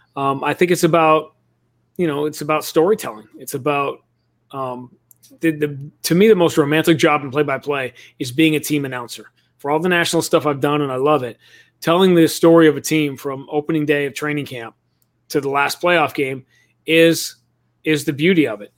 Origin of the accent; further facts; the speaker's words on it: New York City, New York, United States; moved away; I grew up in Greenwich Village in New York City